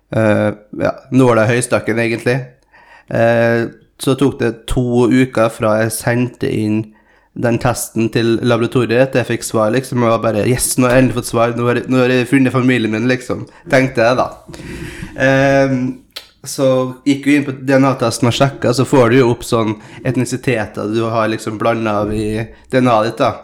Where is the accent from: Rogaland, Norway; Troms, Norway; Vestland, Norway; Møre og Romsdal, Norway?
Møre og Romsdal, Norway; born or raised there; also born or lived in São Paulo, Brazil